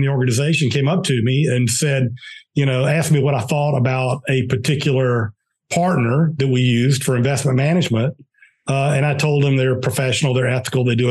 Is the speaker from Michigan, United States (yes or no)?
no; Pelham, Georgia, United States; now in Atlanta, United States; I grew up in South Georgia, a very small town in South Georgia